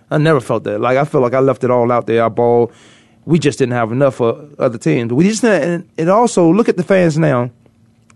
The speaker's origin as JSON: {"language": "English", "region": "Virginia", "country": "United States", "moved": "yes", "lives_now": "Arizona, United States", "said": "I'm from Virginia"}